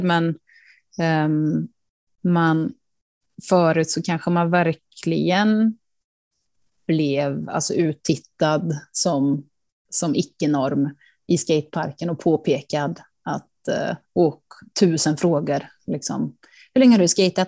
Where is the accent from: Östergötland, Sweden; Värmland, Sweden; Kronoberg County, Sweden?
Värmland, Sweden; Karlstad; hemma i Karlstad var jag den enda tjejen som var och skejtade i hallen